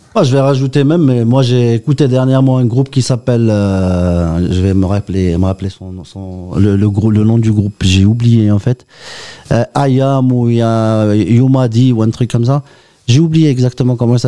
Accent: Oran, Oran Province, Algeria; je suis né à Oran en fait, je suis un Kabyle d'Oran

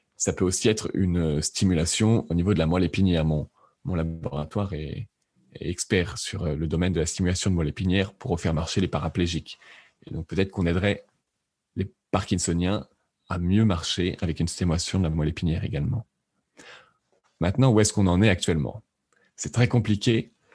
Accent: France; also born or lived in Lyon / Lausanne, Switzerland; J'ai fait un bac scientifique en France, je suis français

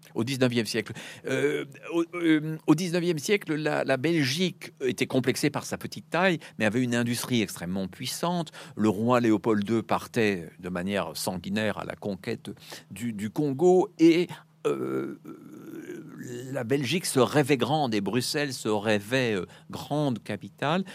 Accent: France; moved away; also born or lived in Brussels; je suis français

